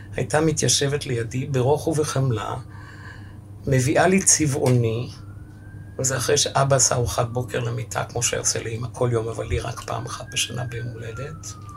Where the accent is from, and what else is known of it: Ashdod, Southern District, Israel; born or raised there; first language German; Hebrew is a second language; also born or lived in Romania